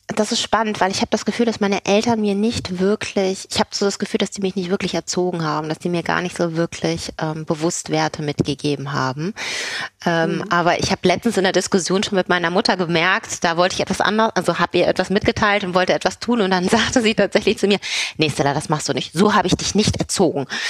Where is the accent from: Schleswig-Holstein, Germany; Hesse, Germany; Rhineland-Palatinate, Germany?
Schleswig-Holstein, Germany; Kiel; accent: German accent; moved away as an adult; also born or lived in Neumünster / Hamburg / Belgium / Paris; ich bin in Kiel geboren